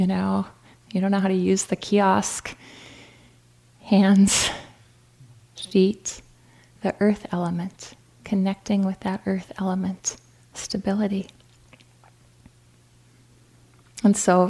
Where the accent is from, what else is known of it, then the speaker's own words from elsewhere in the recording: North Dakota, United States; moved away; I'm from North Dakota, so I appreciate how cold North Dakota gets